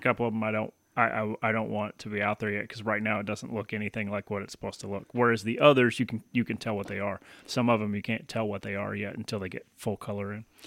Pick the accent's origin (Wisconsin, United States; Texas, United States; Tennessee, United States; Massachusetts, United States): Tennessee, United States; moved away as an adult; also born or lived in Baton Rouge, Louisiana; now in Michigan, United States; moved to Tennessee and then spent the next 18 years in Tennessee